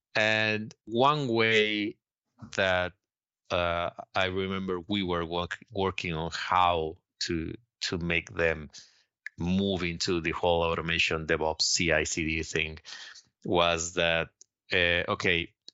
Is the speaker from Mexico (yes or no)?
yes; Mexico; moved away as an adult; now in Sweden; I'm originally from Mexico and I've been living here in Sweden for the past four years